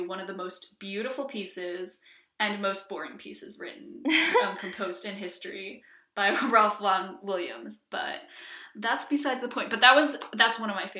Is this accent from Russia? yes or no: no; Iceland; also born or lived in Washington, D.C., United States; I am half Icelandic, half Chinese. I grew up in Iceland for the most part, but also grew up moving back and forth to Washington, D.C., so that explains this heinous accent.